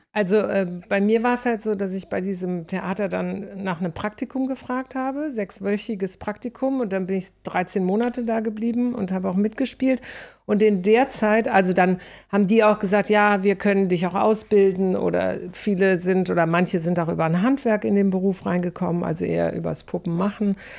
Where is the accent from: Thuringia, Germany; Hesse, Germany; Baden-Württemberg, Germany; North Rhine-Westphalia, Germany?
North Rhine-Westphalia, Germany; moved away as an adult; also born or lived in Stuttgart; ich vom Niederrhein